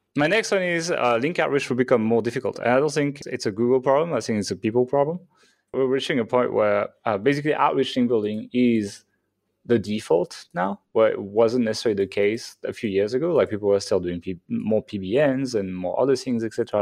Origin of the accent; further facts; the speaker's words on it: France; I'm from France